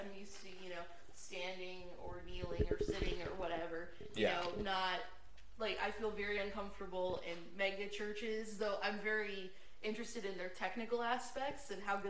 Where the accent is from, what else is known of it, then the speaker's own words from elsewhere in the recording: Pennsylvania, United States; moved away; I'm from Pennsylvania, both our families were Catholic